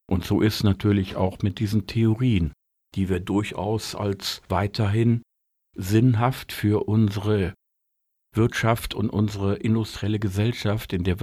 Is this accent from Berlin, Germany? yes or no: no; North Rhine-Westphalia, Germany; Ich komme aus dem Ruhrgebiet und Ruhrgebiet ohne Dampfmaschine wäre nicht vorstellbar.